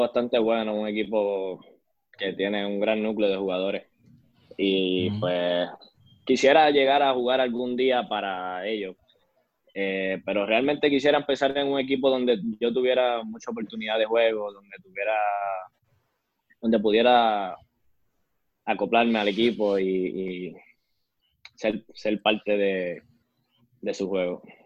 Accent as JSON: {"language": "Spanish", "town": "Arecibo", "country": "Puerto Rico", "tie": "born or raised there", "also_born_or_lived": "San Francisco de Macorís, Dominican Republic", "said": "Arecibo, ya que pues fue una el pueblo que me vio crecer"}